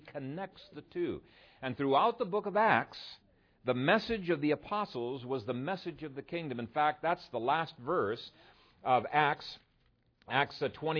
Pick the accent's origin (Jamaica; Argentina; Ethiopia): Ethiopia; I grew up in Ethiopia, and we had to study a little bit of the history of Ethiopia.